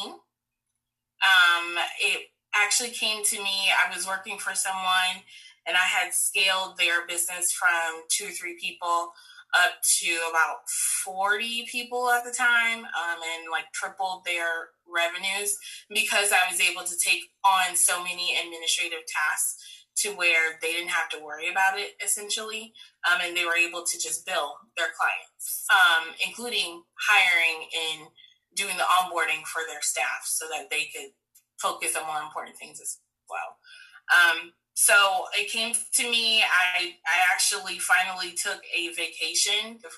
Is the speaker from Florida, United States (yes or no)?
yes; Tampa, Florida, United States; I am born and raised here in Tampa, Florida.